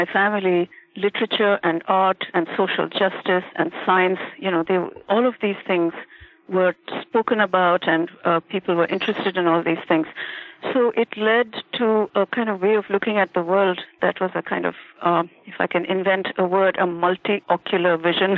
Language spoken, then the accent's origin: English; India; moved away as an adult; now in Boston, United States; I was born and brought up in India through my young adulthood, and still have extremely strong connections there